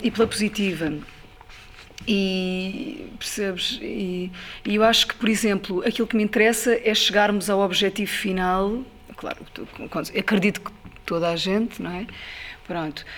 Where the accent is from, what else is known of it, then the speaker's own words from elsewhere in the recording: Ribatejo, Portugal; eu, eu, passei a minha infância no Ribatejo